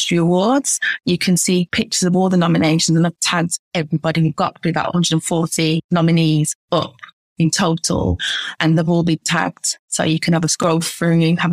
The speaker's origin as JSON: {"language": "English", "town": "Birmingham", "region": "West Midlands", "country": "United Kingdom", "said": "I'm from Birmingham myself"}